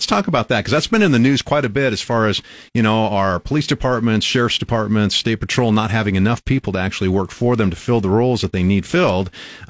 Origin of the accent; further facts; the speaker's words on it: Albion, Nebraska, United States; I grew up in Albion, which is about 2.5 hours northwest of here.